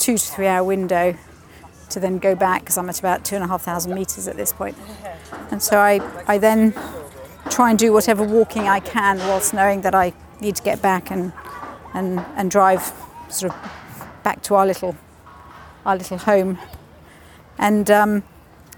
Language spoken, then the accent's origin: English; Italy; moved away; also born or lived in Switzerland / Wales; I grew up in Italy in the Alps